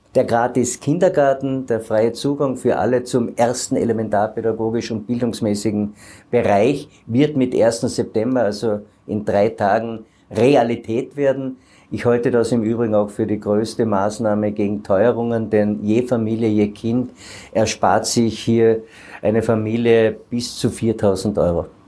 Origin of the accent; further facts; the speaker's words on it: Carinthia, Austria; bei uns in Kärnten hier an den Gestaden des Wörthersees.